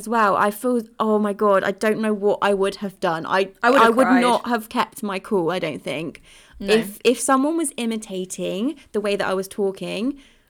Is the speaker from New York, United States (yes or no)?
no; California, United States; So I'm from California, but in January of 2020, I wanted to find some Spanish clients so that I could move to Madrid to live with my boyfriend.